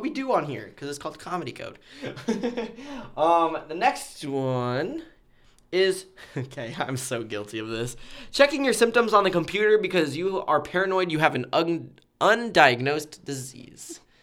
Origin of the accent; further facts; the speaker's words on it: Nebraska, United States; I'm a Nebraskan